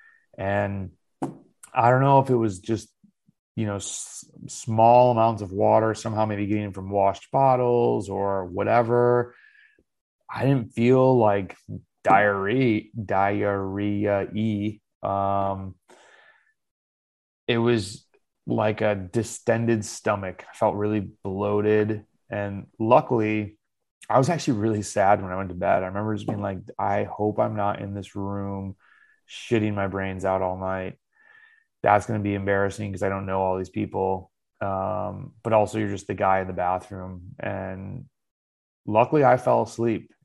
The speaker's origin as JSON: {"language": "English", "country": "United States", "said": "Being an American cyclist"}